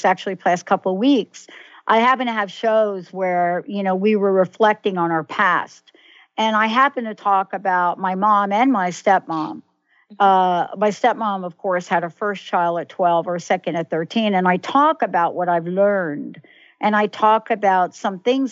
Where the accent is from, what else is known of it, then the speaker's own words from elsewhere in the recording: New York City, New York, United States; moved away; also born or lived in New Jersey; I'm a girl from the Bronx, New York, right? And born in the Bronx, lived in New Jersey.